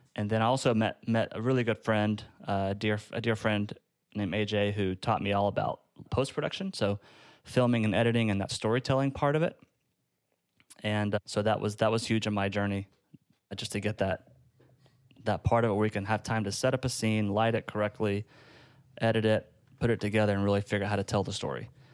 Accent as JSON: {"language": "English", "town": "Gainesville", "region": "Georgia", "country": "United States", "tie": "born or raised there", "said": "I was at a church in my hometown of Gainesville, Georgia"}